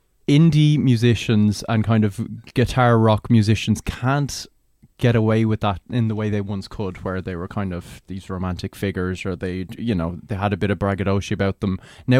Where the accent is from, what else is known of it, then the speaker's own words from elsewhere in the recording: Ireland; we're annoyed by that because we're Irish.